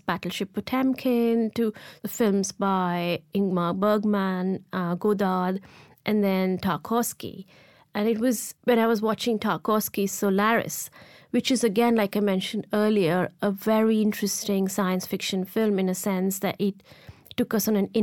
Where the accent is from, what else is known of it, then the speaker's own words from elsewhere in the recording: Ahmedabad, Gujarat, India; I grew up in India and in a hot city of Ahmedabad